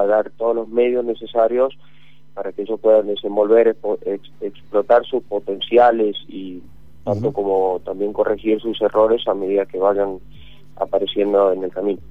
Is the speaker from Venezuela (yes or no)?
no; Tucumán, Argentina; yo, por ejemplo, soy de Tucumán